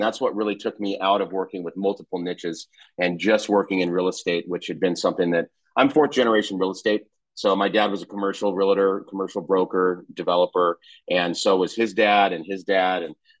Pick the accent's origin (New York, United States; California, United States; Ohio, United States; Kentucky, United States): California, United States; San Diego; moved away as an adult; also born or lived in Orange County / Los Angeles; now in Phoenix, United States; I'm born and raised in Southern California in San Diego. Spent most of my life, up until very recently in Southern California, San Diego, Orange County, Los Angeles. I went to Pepperdine, University of Malibu.